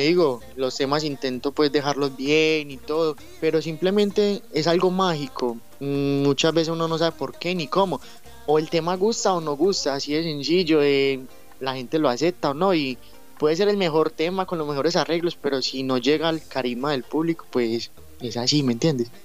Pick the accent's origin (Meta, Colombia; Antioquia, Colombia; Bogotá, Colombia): Antioquia, Colombia; Medellín; yo soy de Medellín, Colombia